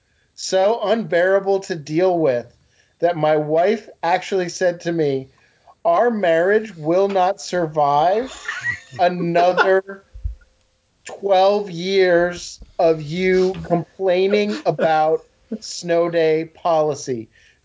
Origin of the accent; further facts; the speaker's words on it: Massachusetts, United States; now in Virginia, United States; growing up in New England, where I grew up in Massachusetts